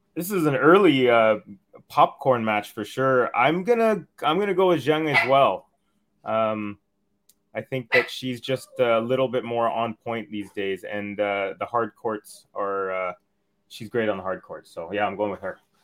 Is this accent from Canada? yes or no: yes; Canada